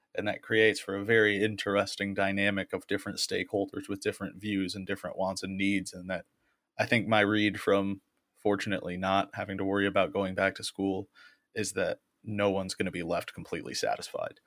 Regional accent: Okemos, Michigan, United States; also born or lived in Central New York; I'm from Okemos, Michigan. I'm a lifelong resident.

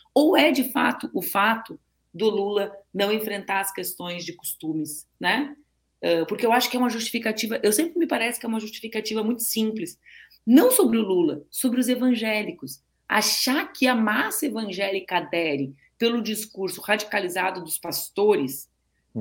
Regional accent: Rio Grande do Sul, Brazil; eu, nasci no Rio Grande do Sul

